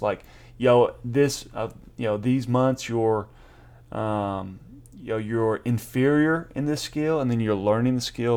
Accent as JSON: {"language": "English", "region": "East Tennessee", "country": "United States", "tie": "born or raised there", "said": "I grew up in East Tennessee, you know, and so in some of the small town"}